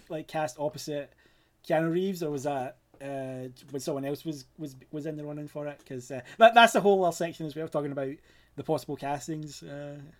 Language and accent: English; Glasgow, Scotland, United Kingdom; I'm from Scotland, uh, specifically Glasgow.